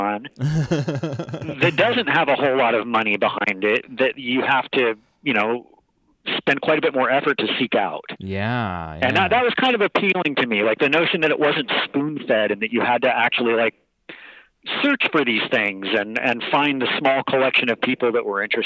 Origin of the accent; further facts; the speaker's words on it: Junction City, Oregon, United States; also born or lived in Eugene; I grew up in Junction City outside of Eugene, about, 15, 20 miles outside of Eugene